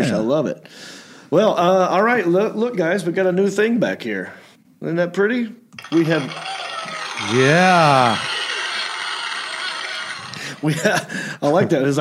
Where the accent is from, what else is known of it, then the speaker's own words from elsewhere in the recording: Hickory, North Carolina, United States; moved away as an adult; also born or lived in Southern California; I am from Hickory. I'm happy about it.